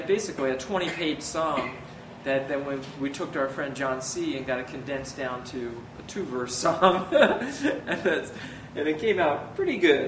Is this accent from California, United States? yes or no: no; Baltimore, Maryland, United States; growing up in Baltimore and with my brother having this band